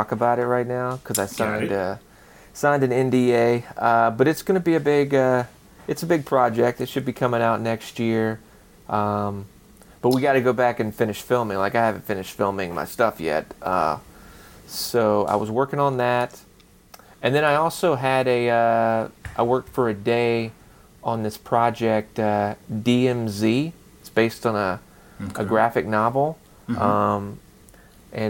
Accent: the Carolinas, United States; I grew up in the Carolinas

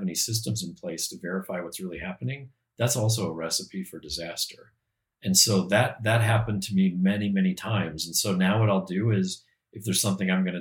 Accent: Peoria, Illinois, United States; I grew up in the Midwest, in Peoria, Illinois

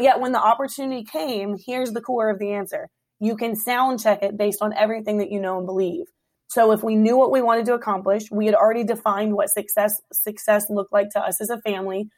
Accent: Hampton Roads, Virginia, United States; moved away as an adult; now in Woodbridge, United States; I born and raised in Hampton Roads

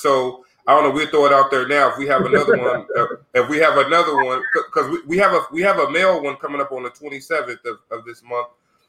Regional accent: Sacramento, California, United States; I grew up in Sacramento

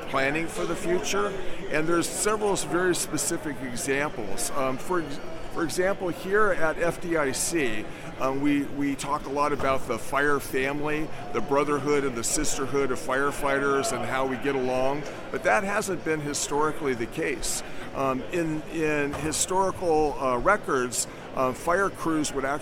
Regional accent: California, United States; moved away; I'm from California originally.

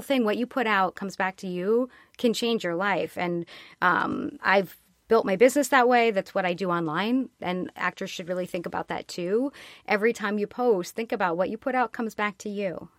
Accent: California, United States; moved away as an adult; now in New York, United States; I'm from California.

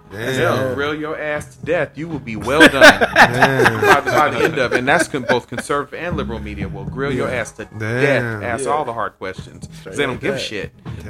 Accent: Dallas, Texas, United States; right here in my hometown in Dallas.

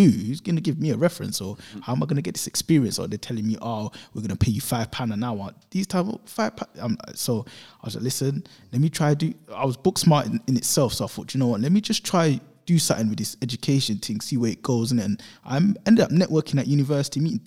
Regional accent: London, United Kingdom; growing up in Newham

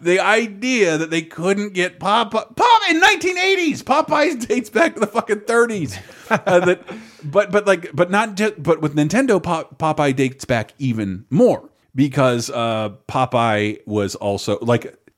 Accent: Tallahassee, Florida, United States; when I was growing up in Tallahassee, Florida

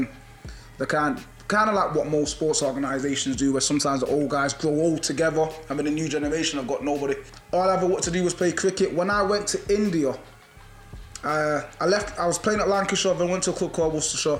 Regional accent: Jamaica; born there; also born or lived in England; I was born in Jamaica, so our national sport, just like in England, is football.

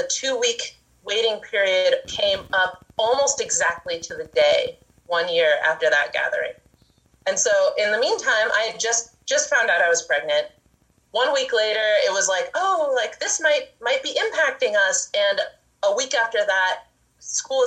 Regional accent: Laytonville, California, United States; My husband and I were born and raised in Laytonville and Laytonville area, and we've been living here in our current place up on Bell Springs

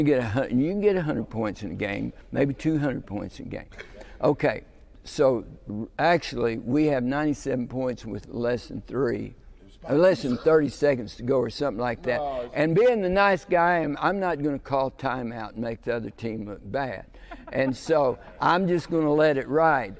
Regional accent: United States; I grew up in Texas, Oklahoma

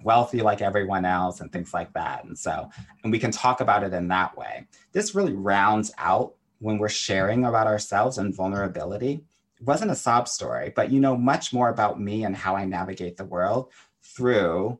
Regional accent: Southern California, United States; I was a competitive tennis player growing up in Southern California.

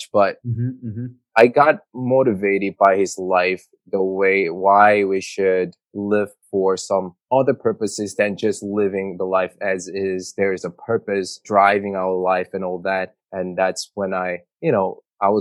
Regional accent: South Korea; English is a second language; moved away as an adult; now in New York, United States; I immigrated in New York at the age of 17. So I grew up in South Korea, went to high school there

